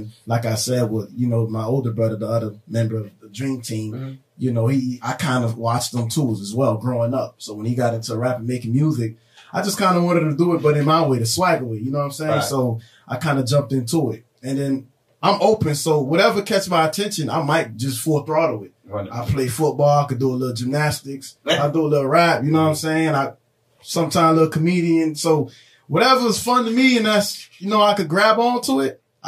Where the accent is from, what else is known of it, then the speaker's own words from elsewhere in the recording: Miami, Florida, United States; Born there, so I was Jackson Hospital. Okay. And then you know, growing LH. Up as so like I said, in Little Haiti area, Biscayne Boulevard area.